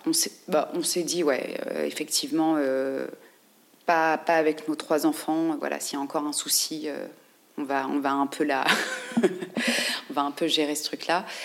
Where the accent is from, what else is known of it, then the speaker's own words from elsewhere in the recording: France; en tant que navigateur français